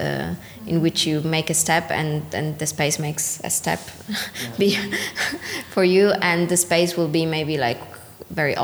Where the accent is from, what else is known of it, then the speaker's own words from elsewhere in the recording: Palermo, Sicily, Italy; moved away; oh, my city is really cool